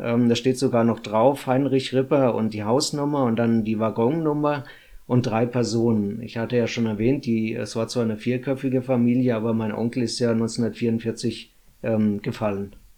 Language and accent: German; Runkel, Hesse, Germany; natürlich bin ich hier in Runkel geboren, also in Hessen geboren. Und ähm, das ist natürlich meine Heimat.